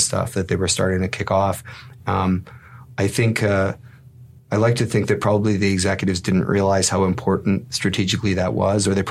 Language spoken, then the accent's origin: English; Toronto, Ontario, Canada; also born or lived in Winnipeg, Manitoba, Canada / Mississauga, Ontario, Canada; I was born in Winnipeg, but I was raised here in the Toronto area. I was in Scarborough until I was about 11 and then came out to the West End and I grew up in Mississauga.